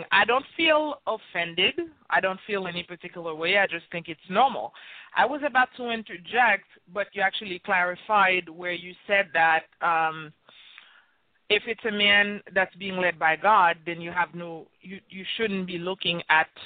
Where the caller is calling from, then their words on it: New York, United States; I'm calling from New York.